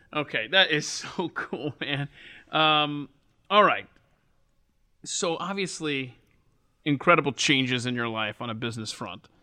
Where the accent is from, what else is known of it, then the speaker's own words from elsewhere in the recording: Atlanta, Georgia, United States; I grew up in the South. I grew up in Atlanta.